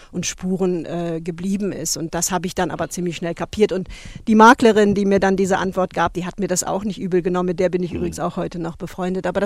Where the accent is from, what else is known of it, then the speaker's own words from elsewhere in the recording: West Germany, Germany; born there; Und da habe ich eben gedacht, ich als eben gebürtige Westdeutsche, wenn ich jetzt wirklich mir die Mühe mache, das zu lernen